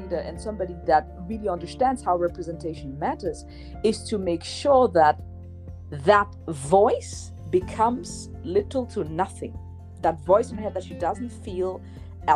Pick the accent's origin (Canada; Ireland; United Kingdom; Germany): Germany; moved away as an adult; now in Switzerland; I was born and raised in Germany.